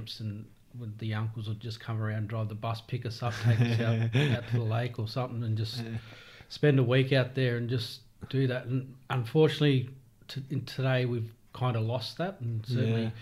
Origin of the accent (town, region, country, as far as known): Heywood, Victoria, Australia; born or raised there